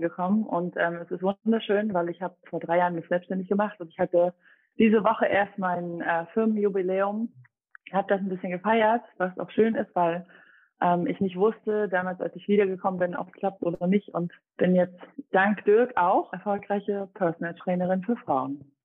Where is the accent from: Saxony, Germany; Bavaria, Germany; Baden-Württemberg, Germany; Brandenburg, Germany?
Saxony, Germany; Dresden; also born or lived in Rome, Italy; ich komme aus Dresden